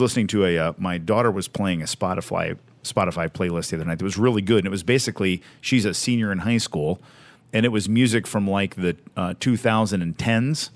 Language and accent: English; Evansville, Indiana, United States; I'm from Evansville, Indiana, small town, southern Indiana, on the border of Kentucky